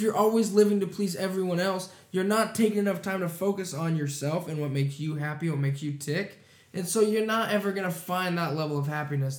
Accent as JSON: {"language": "English", "region": "Eastern Oregon", "country": "United States", "tie": "born or raised there", "moved": "yes", "said": "I was born in Eastern Oregon"}